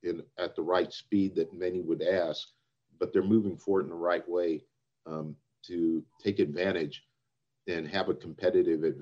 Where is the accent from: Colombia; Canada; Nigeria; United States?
United States; Anchorage, Alaska; born there; also born or lived in Italy / Pakistan; grew up all over the place. Um, uh, was uh, born in Anchorage, Alaska, lived in Italy, lived in Pakistan, um